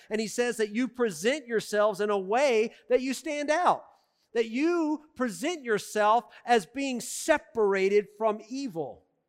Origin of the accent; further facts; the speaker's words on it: the South, United States; I'm from the South